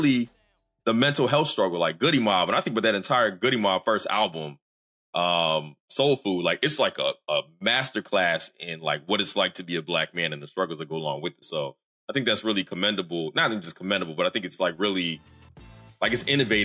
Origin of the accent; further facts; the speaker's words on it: the South, United States; I'm a Southerner.